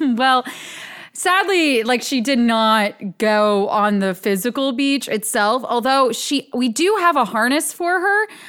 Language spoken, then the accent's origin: English; Ambler, Pennsylvania, United States; born or raised there